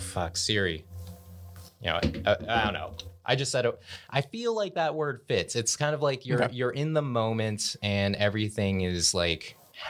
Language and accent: English; Colorado, United States; born there; So I am Cambodian American, meaning that both my parents are Cambodian, but I was actually born in Boulder County.